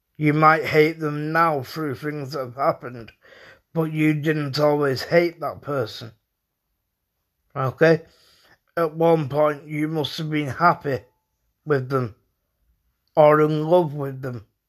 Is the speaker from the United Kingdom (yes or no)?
yes; United Kingdom; I was brought up in the United Kingdom.